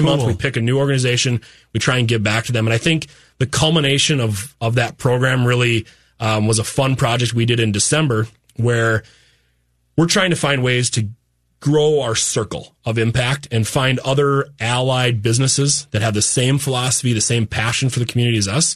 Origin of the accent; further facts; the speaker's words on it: Fargo, North Dakota, United States; we're townies from Fargo and we love that place